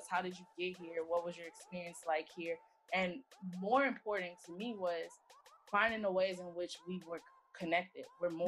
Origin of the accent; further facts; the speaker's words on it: Houston, Texas, United States; also born or lived in Minneapolis / Los Angeles; So I was born in Minneapolis. Um, I started grade mm-hmm. school out in LA, uh, Los Angeles. Um, we moved back and forth between the states before moving to Houston when I was 10. So from 10 on into adulthood and me uh, finishing undergrad, I was in Texas.